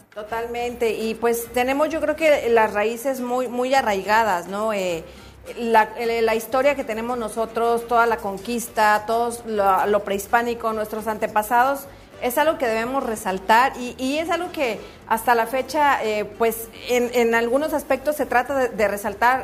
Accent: Mexico; now in United States; yo que soy de México

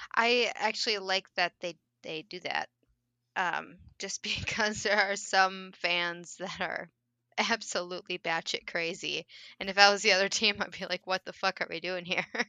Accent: Minnesota, United States; I am from Minnesota

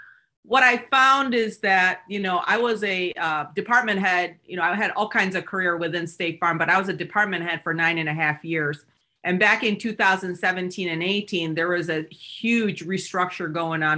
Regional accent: Seoul, South Korea, Michigan, United States; I'm an immigrant from South Korea. I came to the US when I was 8 years old.

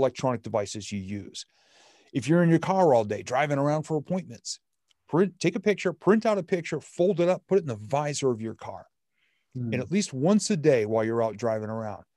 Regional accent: New England, United States; I'm from New England

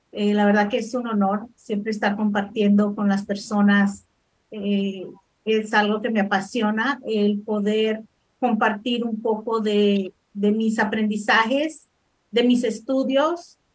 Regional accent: Los Angeles, California, United States; also born or lived in El Salvador; bueno, nací en El Salvador, vine a los Estados Unidos cuando tenía 10 años crecí en el sur centro de Los Ángeles, en la Vermont y 47 para ser exacto.

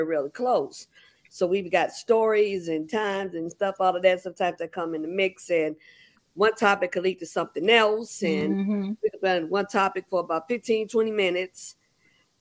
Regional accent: Chicago, Illinois, United States; We're from Chicago.

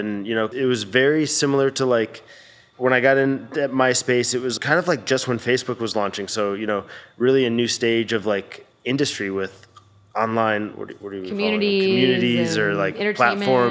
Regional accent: Connecticut, United States; moved away as an adult; also born or lived in Baltimore; now in Los Angeles, United States; Born and raised in Connecticut. Lived there through high school

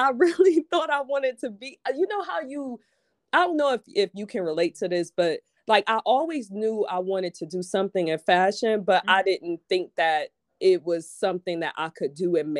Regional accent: Detroit, Michigan, United States; I'm from Detroit, like city proper.

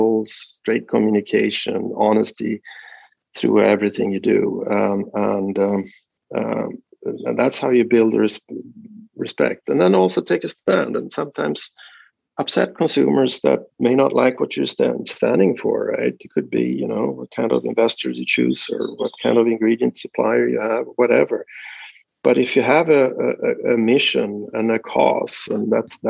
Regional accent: Sweden; moved away as an adult; now in United States; I'm sort of Swedish-American in that sense. I'm still a Swedish citizen. I'm not an American citizen

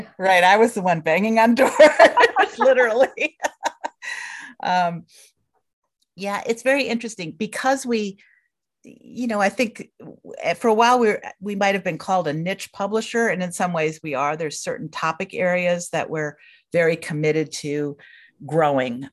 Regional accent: Hamilton, New York, United States; moved away as an adult; also born or lived in Minnesota; I grew up in Hamilton, New York, which is a small town in central New York State

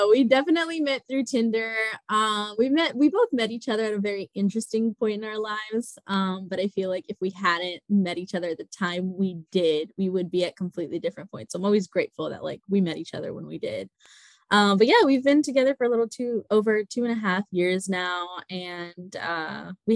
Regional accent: United States; I grew up as like a Pakistani American. So I grew up in a very conservative household

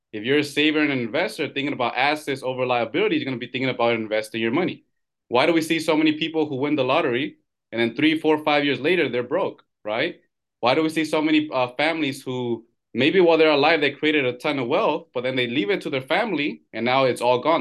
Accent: California, United States; I'm born and raised here in California.

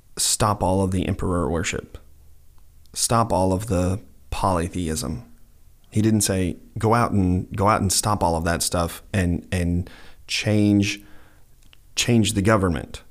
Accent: United States; I'm an American citizen

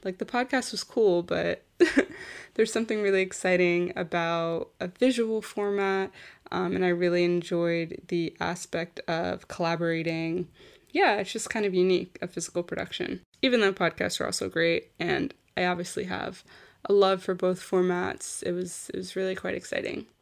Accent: United States; moved away as an adult; also born or lived in New York / Florida; now in Paris, France; originally from New York and Florida

